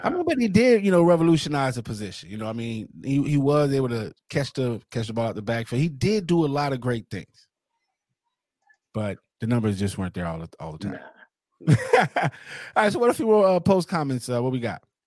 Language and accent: English; New Orleans, Louisiana, United States; I'm from New Orleans